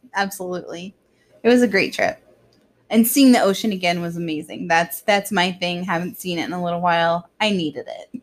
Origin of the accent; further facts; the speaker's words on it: Orlando, Florida, United States; growing up in Orlando